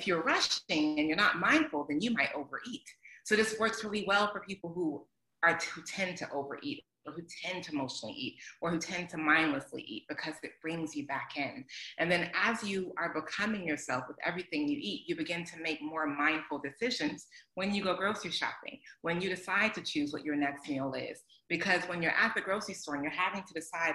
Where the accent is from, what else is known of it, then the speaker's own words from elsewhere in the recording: Atlanta, Georgia, United States; I grew up in Atlanta